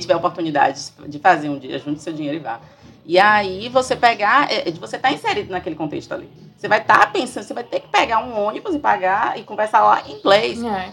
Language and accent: Portuguese; Brazil; nós somos brasileiros, moramos aqui